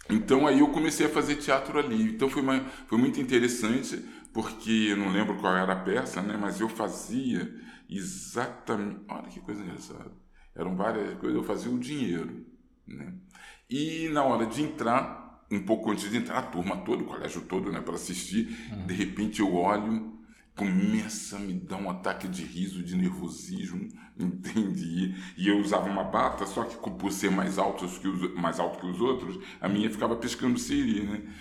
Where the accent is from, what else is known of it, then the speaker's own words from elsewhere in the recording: Rio de Janeiro, Brazil; born there; Eu morava ali, eu nasci na Ladeira dos Tabajaras e estudava no Corso Barcelos.